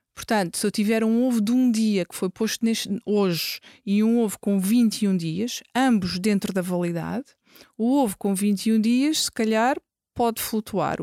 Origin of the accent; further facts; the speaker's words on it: Lisbon, Portugal; Eu cresci, cresci em Lisboa, nasci em Lisboa, cresci em Lisboa, estudei em Lisboa